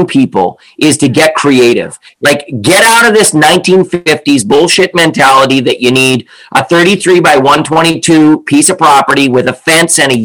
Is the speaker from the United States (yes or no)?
no; Canada; also born or lived in Lions Bay / East Vancouver; now in Vancouver, Canada; I'm Canadian